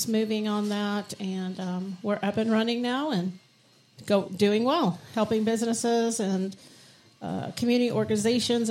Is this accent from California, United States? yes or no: yes; San Diego, California, United States; also born or lived in New York; So I was born in New York and moved out to San Diego when I was five. Grew up here